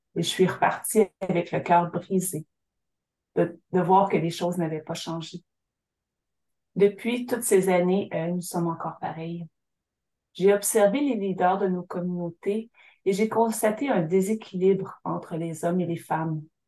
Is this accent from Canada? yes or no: yes; Syilx Nation, British Columbia, Canada; de ma terre natale, la nation Sili, un endroit appelé Kulo, le lieu de la terre jaune. C'est ici que j'ai grandi